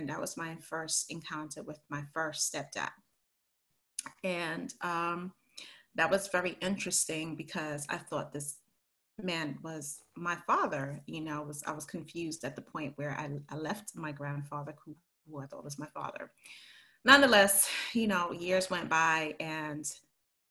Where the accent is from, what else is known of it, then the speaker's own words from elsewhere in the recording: Belize; moved away; also born or lived in Harlem, New York City / Connecticut / New York; sent me to Belize when I was 2 weeks old to live with my grandparents.